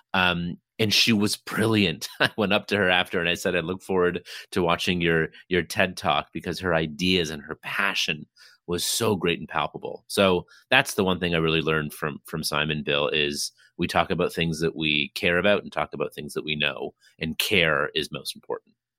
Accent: Toronto, Ontario, Canada; I hail from Toronto, Ontario, Canada

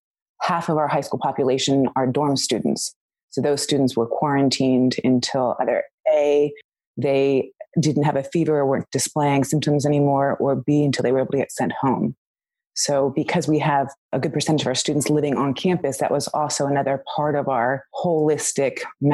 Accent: Washington, District of Columbia, United States; moved away as an adult; also born or lived in Bangkok, Thailand; now in Jeju, South Korea; I'm coming from originally Washington, D.C. area. Currently, I'm working at a private international school in South Korea, and I've been international since 2010, so Southeast Asia area.

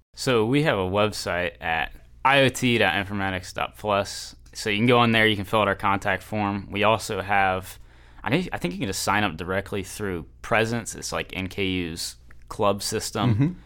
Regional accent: Northern Kentucky, United States; I am from Northern Kentucky originally

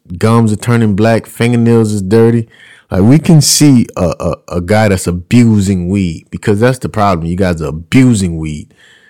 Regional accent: Louisiana, United States; I'm out here. I'm from Louisiana. That's how we talk.

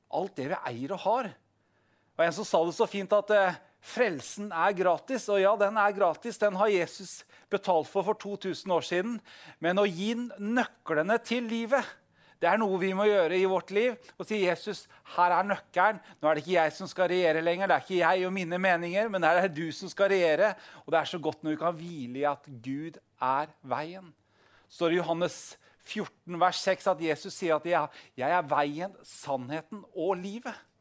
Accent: Southern Norway, Norway; Vi er jo søringer

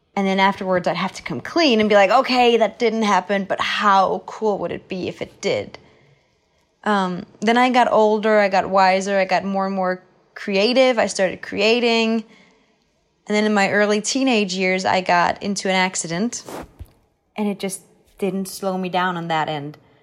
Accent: Copenhagen, Capital Region of Denmark, Denmark; moved away as an adult; now in Los Angeles, United States; I was from Copenhagen, which is the capital

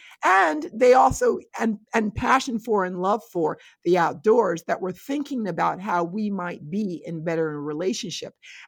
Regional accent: New York, United States; I always talk about where I grew up in Westchester County, 30 minutes outside of New York City, on a beautiful, beautiful, beautiful, beautiful 12-acre estate that belonged to a very wealthy Jewish family.

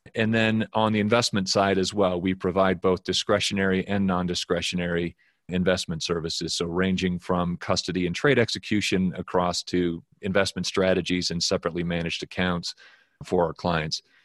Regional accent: Wyoming, United States; moved away as an adult; also born or lived in New York; I'm originally from Wyoming. I grew up here

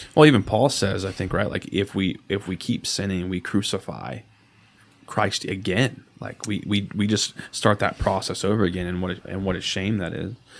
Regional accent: Odessa, Texas, United States; I'm born and raised in Odessa

